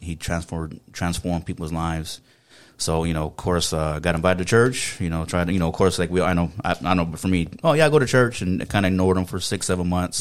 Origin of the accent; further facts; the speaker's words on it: San Antonio, Texas, United States; accent: South Texas; moved away; I was pretty much um, born and raised in San Antonio, Texas.